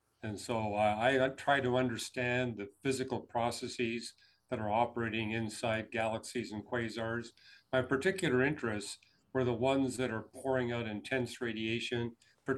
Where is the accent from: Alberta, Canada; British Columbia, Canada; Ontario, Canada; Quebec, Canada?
British Columbia, Canada; Vancouver; moved away as an adult; also born or lived in Montreal / Toronto; I was born in Montreal, raised in Vancouver, got my graduate education in Toronto.